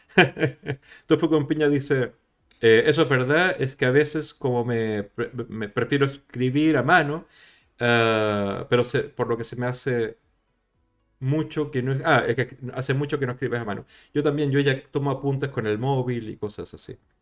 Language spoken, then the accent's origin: Spanish; Chile; accent: Latin American; moved away as an adult; also born or lived in Madrid, Spain; now in Spain; de Chile, de donde vengo yo